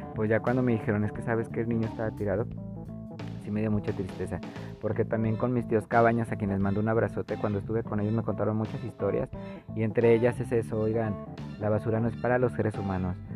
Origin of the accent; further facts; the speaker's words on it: Zapopan, Jalisco, Mexico; Yo soy, yo nací en Zapopan, oigan, soy zapopano.